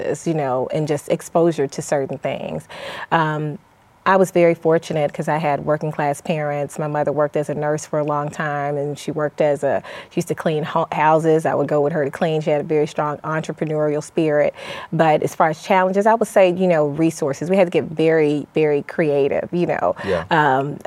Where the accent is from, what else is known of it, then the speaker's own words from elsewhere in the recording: Mississippi Delta, Southeast Arkansas, United States; also born or lived in Tacoma, Washington; I grew up in Tacoma, Washington, Fort Lewis, partially because my father was military. And then we relocated to Arkansas, Southeast Arkansas